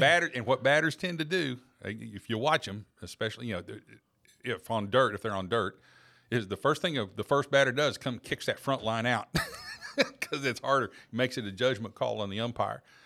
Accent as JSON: {"language": "English", "region": "Oklahoma", "country": "United States", "tie": "born or raised there", "said": "Growing up in Oklahoma, we were big Oklahoma State and OU fans"}